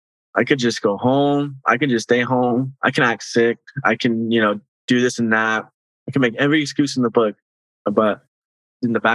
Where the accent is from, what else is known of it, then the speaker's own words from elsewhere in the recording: Bakersfield, California, United States; I'm born and raised in Bakersfield